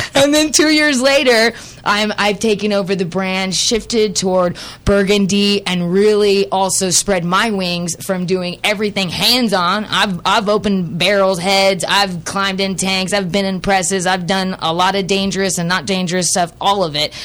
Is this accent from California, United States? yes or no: yes; Central Valley, California, United States; I was raised in the Central Valley of California